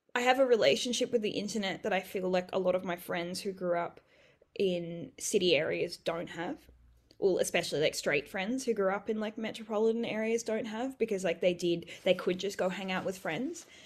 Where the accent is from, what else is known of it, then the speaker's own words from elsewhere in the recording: Bellingen, New South Wales, Australia; also born or lived in Coffs Harbour; when I grew up in Bellingen and I went to school in Coffs